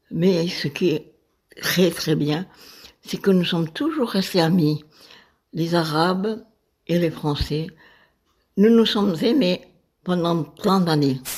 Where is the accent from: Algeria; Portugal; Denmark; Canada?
Algeria; moved away as an adult; also born or lived in Marseille, France; now in France; Je suis née en Algérie en 31 et j'ai vécu 31 ans là-bas. Et en 62, nous avons quitté l'Algérie.